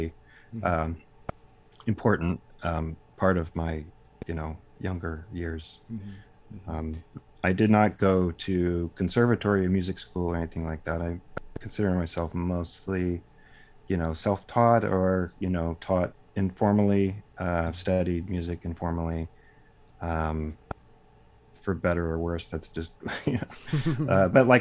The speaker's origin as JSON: {"language": "English", "town": "Dallas", "region": "Texas", "country": "United States", "tie": "born or raised there", "also_born_or_lived": "Austin, Texas", "said": "I grew up in Dallas, Texas"}